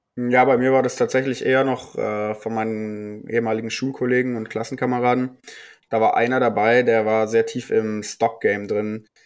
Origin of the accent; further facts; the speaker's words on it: Bavaria, Germany; ich komme äh, aus Bayern